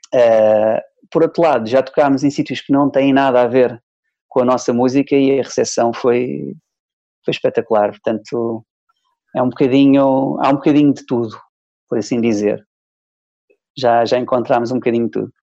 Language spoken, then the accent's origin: Portuguese; Trás-os-Montes, Norte, Portugal; also born or lived in Soeira; now in Lisbon, Portugal; estava de férias lá na, na minha terra, em Trás-os-Montes